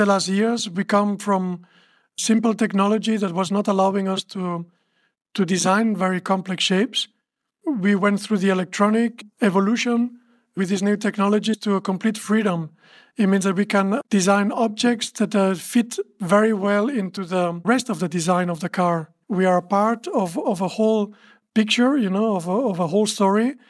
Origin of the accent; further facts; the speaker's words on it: Barcelona, Catalonia, Spain; I'm from Barcelona